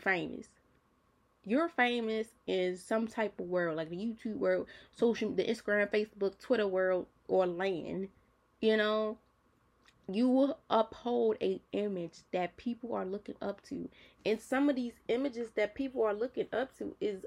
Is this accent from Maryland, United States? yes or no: yes; Baltimore, Maryland, United States; I'm a city girl. Like, I'm from Baltimore City